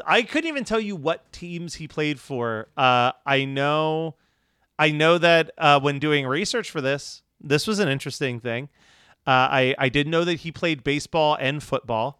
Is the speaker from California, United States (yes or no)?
no; Philadelphia, Pennsylvania, United States; growing up in Philly